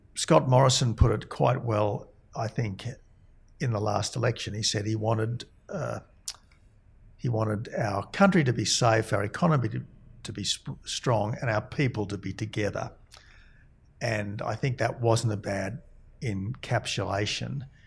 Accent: Australia; also born or lived in Oxford, England; as an Australian, I went to Oxford

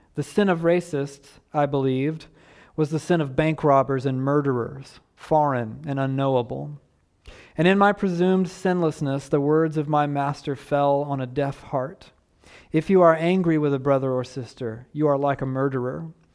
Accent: Southeast Georgia, United States; I was raised in the Deep South on a dirt road

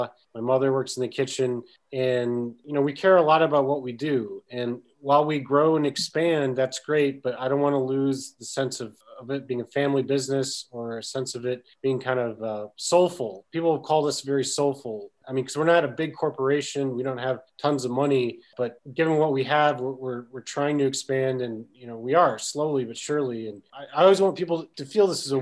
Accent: Michigan, United States; I was raised in Michigan

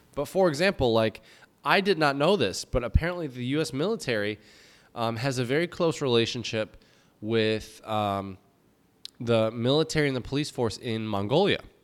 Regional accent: United States; moved away as an adult; also born or lived in Czech Republic; now in Jinan, China; I'm American

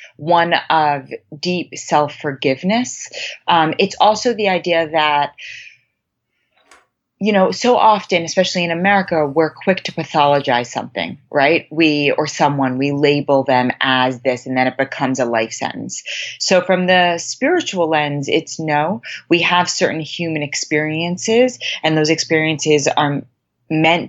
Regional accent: New York City, New York, United States; moved away as an adult; now in Los Angeles, United States; I was born and raised in Manhattan in a very academic and achievement-oriented household and environment.

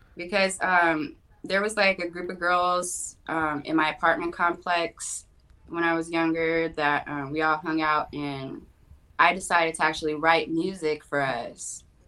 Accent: Los Angeles, California, United States; born and raised in Los Angeles, Kaiser Hospital on Sunset

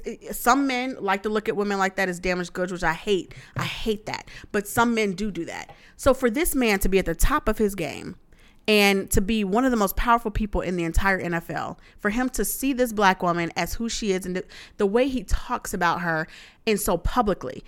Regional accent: the South, United States; I'm from the South

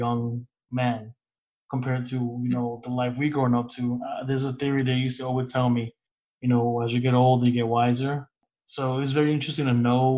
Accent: New York City, New York, United States; I grew up in Brooklyn and Queens. My parents are both separated, so I grew up in Queens and in Brooklyn

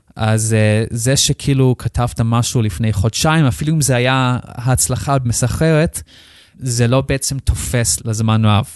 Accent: Australia; Hebrew is a second language; moved away as an adult; now in Israel; אני במקום מחוץ לארץ, אה, מאוסטרליה. נולדתי שם, גדלתי שם. בגיל 18 החלטתי לעלות לארץ לבד

